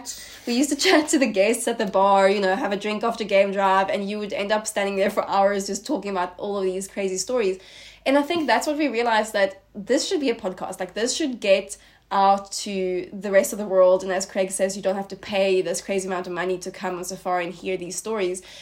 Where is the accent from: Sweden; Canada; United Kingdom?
Sweden; moved away as an adult; now in South Africa; I am originally from Sweden and I moved to South Africa about four years ago now